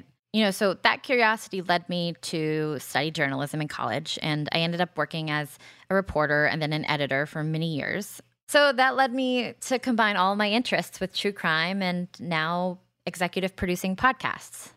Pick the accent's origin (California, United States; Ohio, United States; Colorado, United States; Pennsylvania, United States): California, United States; Los Angeles; I'm from Los Angeles